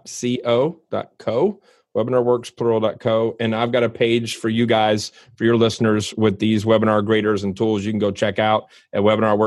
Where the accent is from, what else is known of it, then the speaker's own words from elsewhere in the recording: Louisville, Kentucky, United States; moved away as an adult; Like I live in Louisville. I was born in Louisville and came back here after college to work professionally.